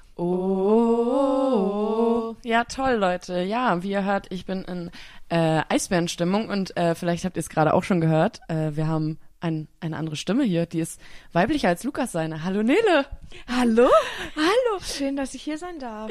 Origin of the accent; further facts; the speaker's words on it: Berlin, Germany; als Berlinerin